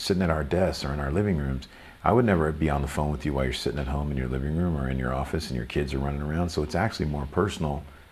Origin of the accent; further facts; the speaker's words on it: Louisville, Kentucky, United States; now in Los Angeles, United States; I grew up in Louisville, Kentucky